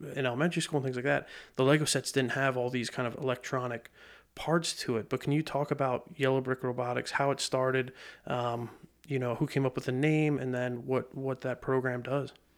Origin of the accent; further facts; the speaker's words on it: Lebanon County, Pennsylvania, United States; being born and raised in Lebanon County